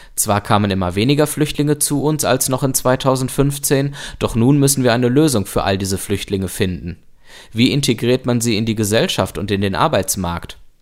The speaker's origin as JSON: {"language": "German", "country": "Germany", "said": "bei uns in Deutschland"}